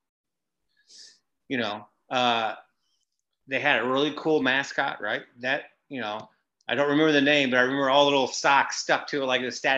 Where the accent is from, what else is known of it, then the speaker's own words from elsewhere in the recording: Indianapolis, Indiana, United States; moved away; I grew up in Indianapolis